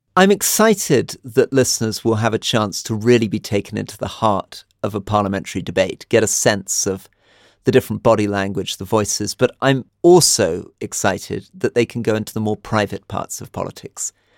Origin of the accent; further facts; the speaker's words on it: United Kingdom; now in Jordan; I'm British